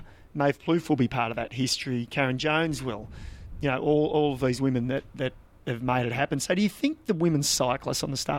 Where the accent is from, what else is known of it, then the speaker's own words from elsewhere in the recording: Victoria, Australia; we grew up in Country Vic, and then we both sort of, I guess, moved to Melbourne and went overseas